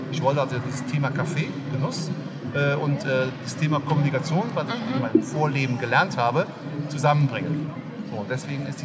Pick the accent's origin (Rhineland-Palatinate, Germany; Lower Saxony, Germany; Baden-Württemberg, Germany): Rhineland-Palatinate, Germany; Koblenz; Ich bin hier aus der Ecke, ich komme aus Koblenz.